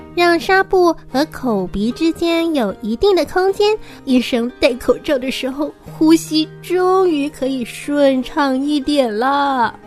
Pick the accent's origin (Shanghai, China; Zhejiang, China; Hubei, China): Shanghai, China; 今年六岁七个月，我来自上海